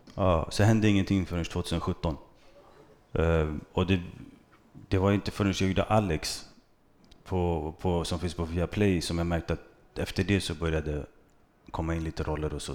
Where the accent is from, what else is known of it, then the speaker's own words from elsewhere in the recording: Stockholm, Stockholm County, Sweden; also born or lived in Vårby gård; växte jag upp i Bredäng